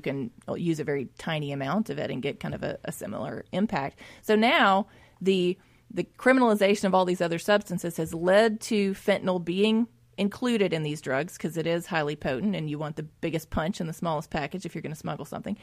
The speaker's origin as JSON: {"language": "English", "town": "Jackson", "region": "Mississippi", "country": "United States", "tie": "born or raised there", "said": "I grew up in West Jackson"}